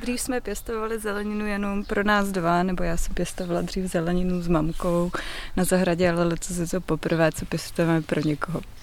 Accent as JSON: {"language": "Czech", "region": "South Bohemian Region", "country": "Czechia", "said": "oba dva jsme z Jižních Čech"}